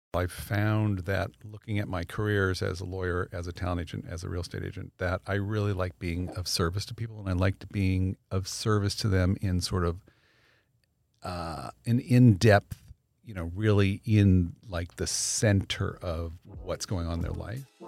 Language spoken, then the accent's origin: English; Los Angeles, California, United States; I actually grew up here. I grew up in the valley. I was a North Hollywood High guy